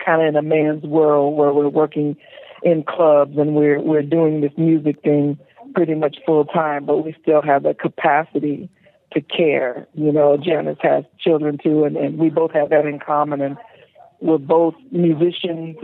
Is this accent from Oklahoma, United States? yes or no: yes; Oklahoma, United States; I'm from Oklahoma